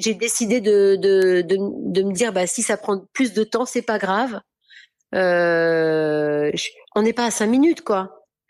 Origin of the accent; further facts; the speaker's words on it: Orléans, Centre-Val de Loire, France; moved away; also born or lived in Paris / south of France; j'ai quand même grandi à Orléans